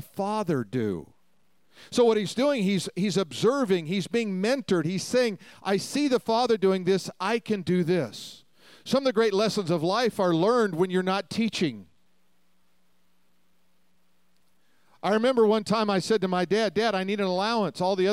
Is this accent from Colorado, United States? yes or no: yes; Denver, Colorado, United States; I grew up in Denver